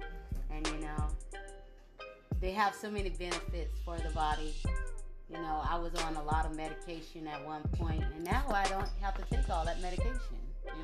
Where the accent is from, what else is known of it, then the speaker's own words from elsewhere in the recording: Jacksonville, Florida, United States; also born or lived in Fernandina Beach, Amelia Island, Florida; I'm from Jacksonville, but I grew up part of my life in Fernandina, Amelia Island.